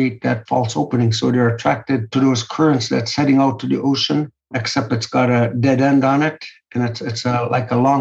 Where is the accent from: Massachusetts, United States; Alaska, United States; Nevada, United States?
Alaska, United States; Sisualik; also born or lived in Kotzebue, Alaska; I live here in Kotzebue, Alaska. Although I was raised over in Sisolik, which is roughly about 12 miles across the bay from Kotzebue.